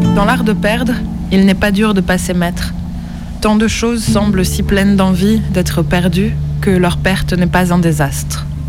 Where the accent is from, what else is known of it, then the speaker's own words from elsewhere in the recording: France; also born or lived in Nancy; je suis française